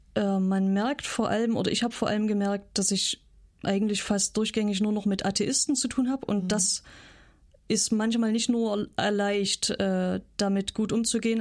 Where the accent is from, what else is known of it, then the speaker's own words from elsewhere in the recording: Saxony, Germany; moved away as an adult; also born or lived in North Rhine-Westphalia / Switzerland / Kenya; now in Rügen, Germany; ich komme aus Sachsen, habe sechs Jahre in Nordrhein-Westfalen gewohnt, dann war ich drei Jahre in der Schweiz